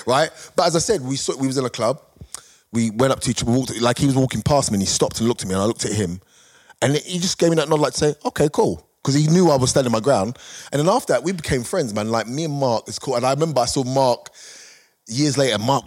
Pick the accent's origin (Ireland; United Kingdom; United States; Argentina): United Kingdom; we're British